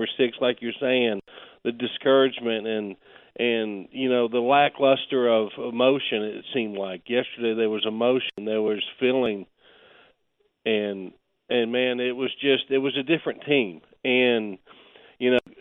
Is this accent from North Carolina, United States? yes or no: yes; Boone, North Carolina, United States; I'm from Boone, North Carolina